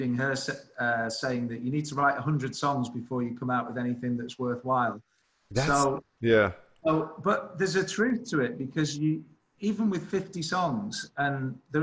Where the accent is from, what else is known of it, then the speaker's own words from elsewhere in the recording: Blackpool, North West England, United Kingdom; moved away; also born or lived in London; Blackpool, my hometown